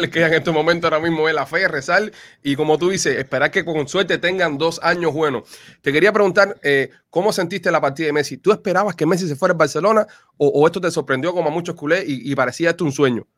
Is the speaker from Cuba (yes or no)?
yes; Cuba; now in Miami, United States; nosotros los cubanos somos más caribeños